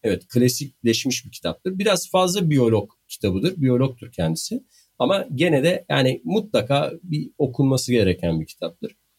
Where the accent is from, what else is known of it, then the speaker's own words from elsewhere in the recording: Bandırma, Balıkesir, Turkey; accent: Bandırma; Bandırma şivesiyle söylediğim için olabilir.